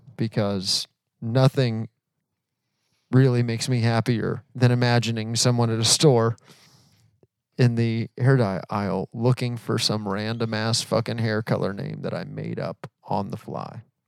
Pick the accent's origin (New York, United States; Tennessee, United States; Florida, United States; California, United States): Florida, United States; now in Atlanta, United States; we live in Atlanta, but we are originally from Florida. Yes, that is correct. We are native Floridians.